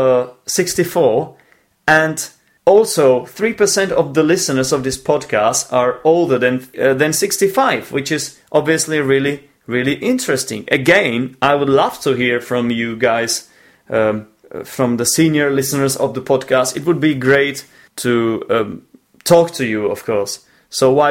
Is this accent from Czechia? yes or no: yes; Czechia; the Czech Republic, my home country